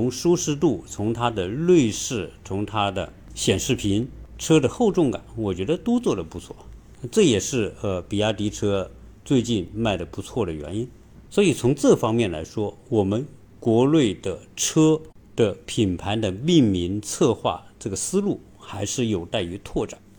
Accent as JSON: {"language": "Chinese", "country": "China", "said": "能够把红旗轿车做好，是我们中国人的一个共同的愿望。"}